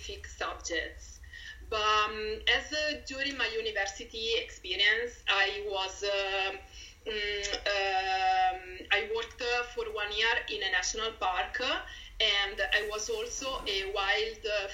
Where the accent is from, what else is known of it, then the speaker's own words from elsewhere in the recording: Pisa, Tuscany, Italy; English is a second language; moved away as an adult; now in Dublin, Ireland; I'm from Tuscany, Pisa exactly